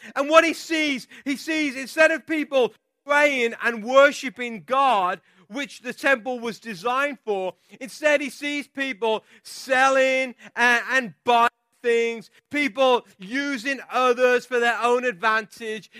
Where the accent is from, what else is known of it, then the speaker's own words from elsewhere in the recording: England, United Kingdom; I'm from England